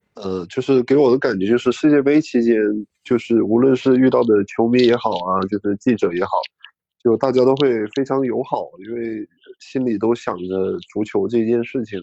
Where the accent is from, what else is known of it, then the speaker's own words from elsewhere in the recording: China; 我说我是中国人